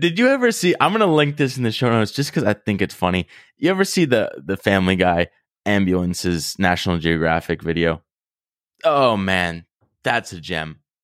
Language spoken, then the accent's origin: English; Rhode Island, United States; moved away; I'm in my hometown right now and I know a lot of people that haven't seen hardly anything outside of Rhode Island